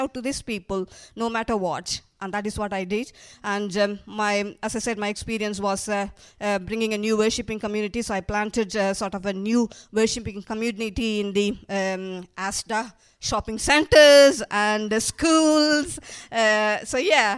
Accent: India; moved away as an adult; also born or lived in Manchester; now in United Kingdom; I'm originally from India. I came to this country 23 years ago

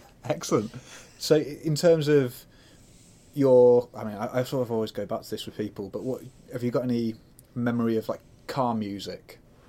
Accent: Whitby, Yorkshire and the Humber, United Kingdom; growing up in Whitby

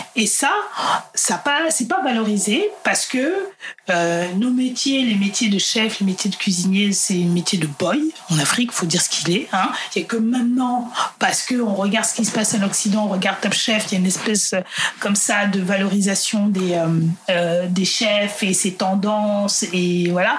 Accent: France; also born or lived in Central African Republic (ancestry); je suis française d'origine centrafricaine

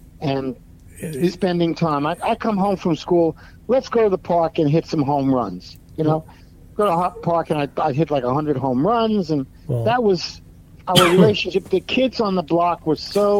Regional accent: New York City, New York, United States; now in Connecticut, United States; Growing up in New York was a real melting pot.

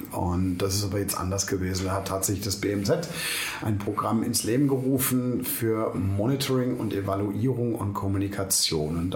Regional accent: London, United Kingdom; born there; also born or lived in Germany; Ähm, ich bin 72 in London geboren ähm, und studiert habe ich dann in Monum in der Nähe von Heidelberg im Süden Deutschlands.

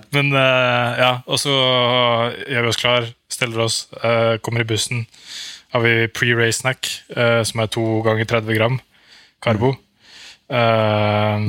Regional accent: Norway; moved away as an adult; now in Andorra

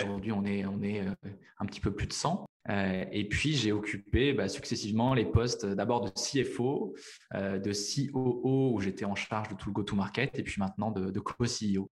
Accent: La Rochelle, Nouvelle-Aquitaine, France; moved away; also born or lived in Paris; La Rochelle, qui est ma ville natale

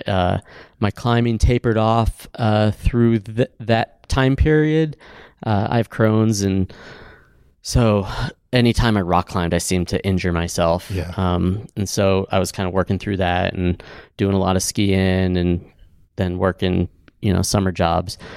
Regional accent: Cleveland, Ohio, United States; also born or lived in Shaker Heights, Ohio; now in Bend, United States; I grew up in Cleveland, Ohio, Shaker Heights, Ohio.

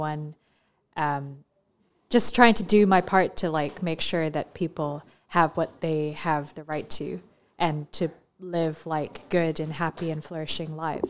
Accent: Hong Kong; now in United Kingdom; so I didn't grow up in this country. I grew up in Hong Kong

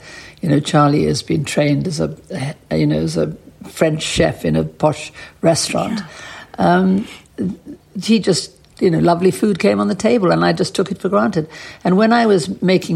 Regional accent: Johannesburg, Gauteng, South Africa; moved away as an adult; also born or lived in Paris; I'd been brought up in apartheid South Africa

